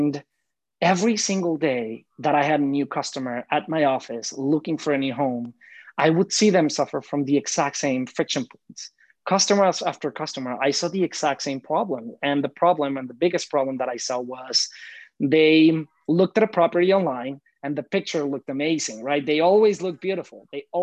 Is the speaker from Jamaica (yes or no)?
no; Mexico; moved away as an adult; now in New York City, United States; I'm originally from Mexico, proud Mexican here, born and raised. So for the maybe first 25 years of my life or more, I lived in Mexico